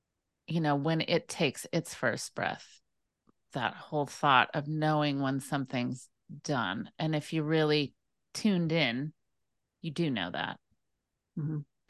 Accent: California, United States; But I grew up in the Napa Valley area

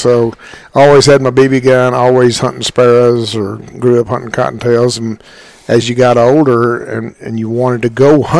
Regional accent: Hollis, Oklahoma, United States; now in San Angelo, United States; I'm from the most southwestern town in Oklahoma, Hollis, Oklahoma, right in the far southwest corner. It's 4 miles west of Texas, or 6 miles south to the Red River.

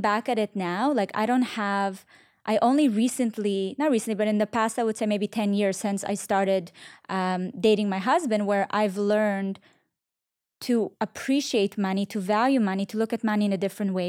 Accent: Israel; now in United States; I grew up in Israel

